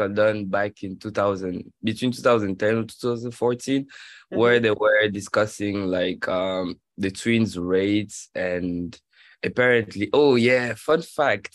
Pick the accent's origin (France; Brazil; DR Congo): DR Congo; moved away as an adult; now in United States; I'm originally from Congo. I've been living in the United States for over a little bit 5 years.